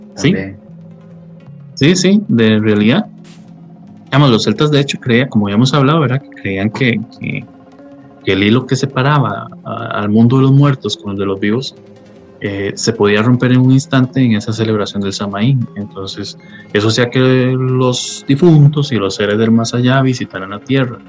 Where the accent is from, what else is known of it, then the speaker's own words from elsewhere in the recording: Costa Rica; los que somos costarricenses